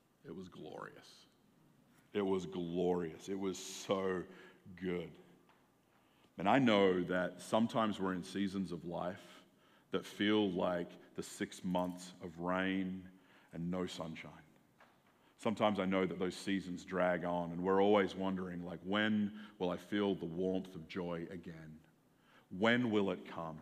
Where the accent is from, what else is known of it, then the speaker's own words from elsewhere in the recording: Australia; moved away as an adult; also born or lived in Seattle area, United States / Albuquerque, NM, United States; now in United States; I grew up in Australia, where like the sun doesn't go away for more than 2 hours for like 9 months of the year.